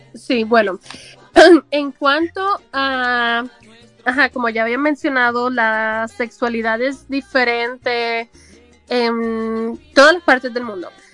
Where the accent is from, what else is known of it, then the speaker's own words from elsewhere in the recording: Puerto Rico; moved away as an adult; now in United States; hace 20 años más o menos que yo salí del sistema educativo de Puerto Rico de educación, educación pública